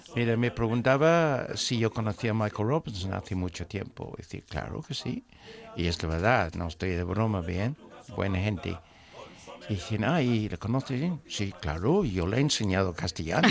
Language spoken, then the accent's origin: Spanish; England, United Kingdom; moved away; soy un inglés